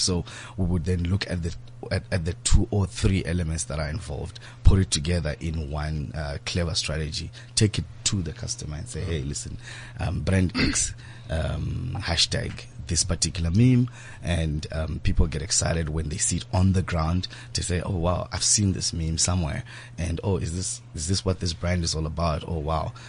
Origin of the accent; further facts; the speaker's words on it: Zimbabwe; I grew up in Zimbabwe